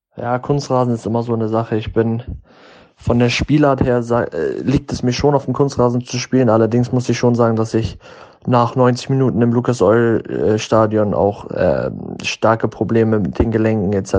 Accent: Germany; moved away as an adult; also born or lived in United States; in dem Land, wo ich geboren bin

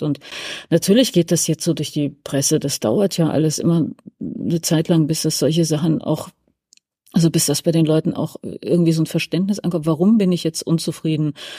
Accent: Hesse, Germany; now in Berlin, Germany; wir sind ja alle gebürtig aus, äh, Westdeutschland, genauer gesagt aus Hessen

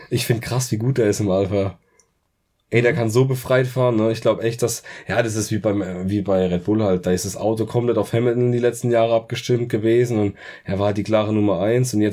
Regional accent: Germany; Ich bin Deutscher

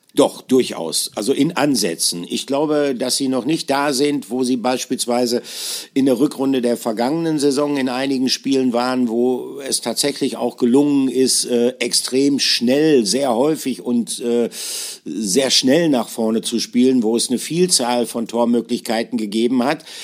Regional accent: near Bielefeld, North Rhine-Westphalia, Germany; ich bin, äh, geborener Ostwestfale. Äh, bei uns, einzige Ausnahme ist Paderborn. Da wird es auch relativ groß gefeiert, aber ich komme, äh, aus der Nähe von Bielefeld

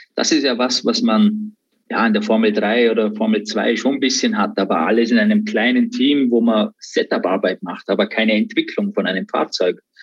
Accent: Austria; born or raised there

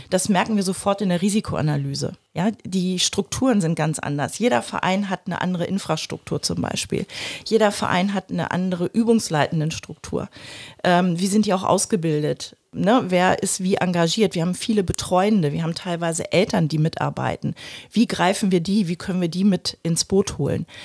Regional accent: Germany; bei uns in Deutschland

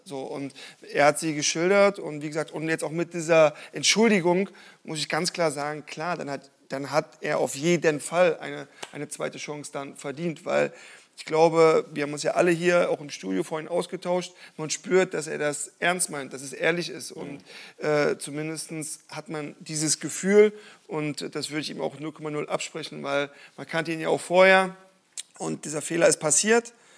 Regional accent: eastern Germany, Germany; ich komme aus dem Osten

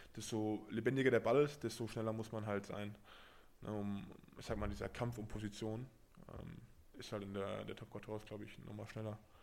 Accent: Berlin, Germany; also born or lived in Paris; now in Brive, France; ich komme aus Berlin, habe dann in Paris gelebt

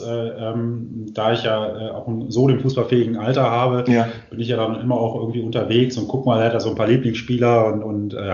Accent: Hanover, Lower Saxony, Germany; born there; bin ich aber erst in Hannover geboren und das ist schon okay. Auch nicht, auch in der Friederike, also gar nicht weit vom Stadion weg.

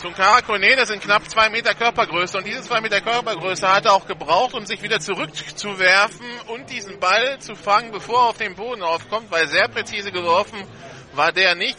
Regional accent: Hamburg, Germany; Wir sind beide ursprünglich aus Hamburg.

